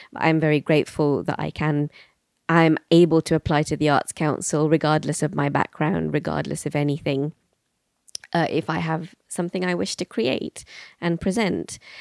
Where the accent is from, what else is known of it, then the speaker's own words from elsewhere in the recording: Bristol, South West England, United Kingdom; also born or lived in London; I was born in London and I spent my first five years living in East London. And then at the age of five, we moved to Bristol